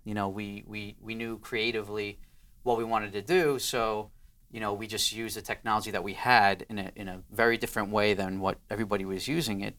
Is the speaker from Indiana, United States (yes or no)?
no; New York City, New York, United States; I'm from Queens